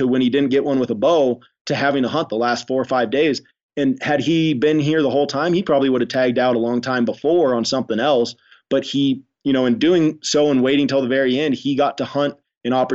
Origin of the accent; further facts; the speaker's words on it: Idaho, United States; now in Wyoming, United States; I grew up in Idaho